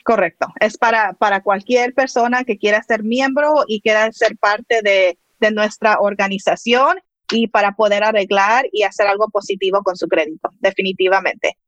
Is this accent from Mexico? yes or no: yes; Mexico; yo soy mexicana, mis papás son mexicanos